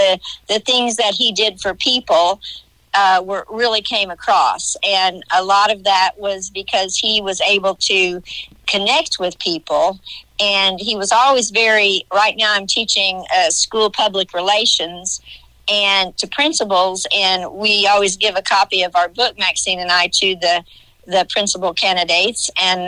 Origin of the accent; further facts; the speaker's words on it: Johnson City, Illinois, United States; also born or lived in West Frankfort; Being from West Frankfort, I grew up in Johnson City.